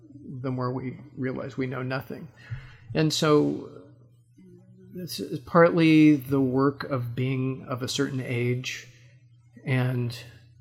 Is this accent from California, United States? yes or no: yes; Los Angeles, California, United States; I'm from Los Angeles